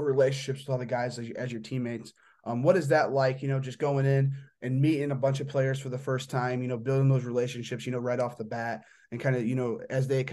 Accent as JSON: {"language": "English", "region": "Indiana", "country": "United States", "said": "I'm from Indiana"}